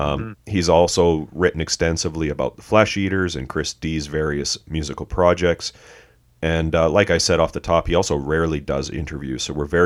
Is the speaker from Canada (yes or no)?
yes; Canada; I'm Canadian